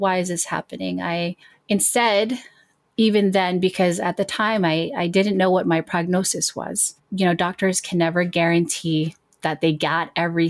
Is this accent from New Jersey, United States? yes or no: yes; New Jersey, United States; I am from New Jersey and I do work in legal services.